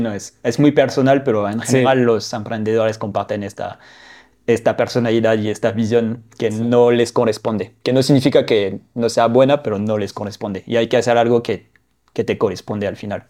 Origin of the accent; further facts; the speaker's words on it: northern France, France; now in Mexico; soy del norte de Francia